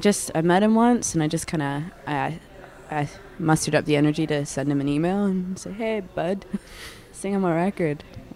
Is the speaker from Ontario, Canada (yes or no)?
yes; Toronto, Ontario, Canada; I was born in Toronto, St. Joseph's Hospital.